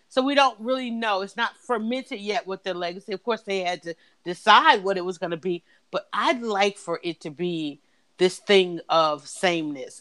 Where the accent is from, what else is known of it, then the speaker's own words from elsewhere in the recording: United States; we as American people